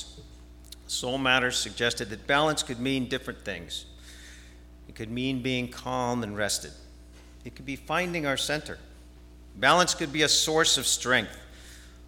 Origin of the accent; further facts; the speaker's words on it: New Jersey, United States; moved away; I grew up in New Jersey